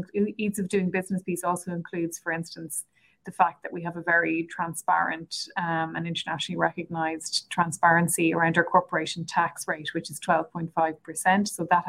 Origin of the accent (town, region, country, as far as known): Ireland; moved away as an adult; now in Atlanta, United States